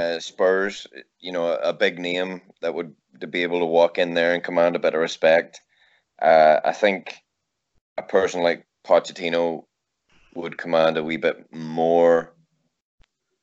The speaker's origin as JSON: {"language": "English", "country": "Ireland", "tie": "born or raised there", "said": "Growing up in Ireland"}